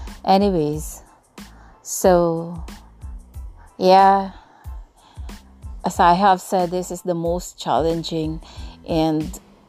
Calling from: Tagkawayan, Calabarzon, Philippines; once again, and I'm podcasting from the Philippines. Yeah, particularly from this very small town called Tagkawayan here in southern Quezon, and yep, it's almost in Bicol region.

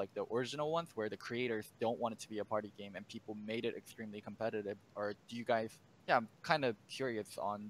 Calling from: Los Angeles, California, United States; Los Angeles, California.

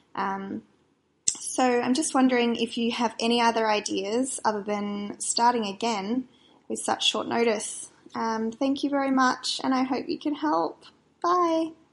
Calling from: Perth, Western Australia, Australia; I'm calling from Perth in Western Australia.

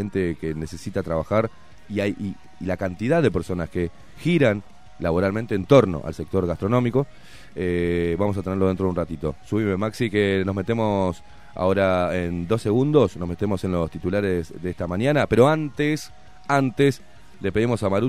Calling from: Piedras Blancas, Montevideo, Uruguay; nuevamente de Piedras Blancas

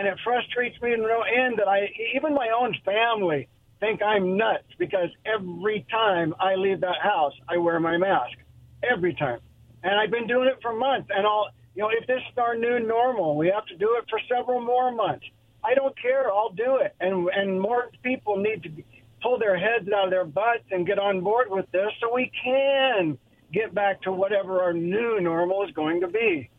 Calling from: Kennewick, Washington, United States; Hey, … here from Kennewick, guys.

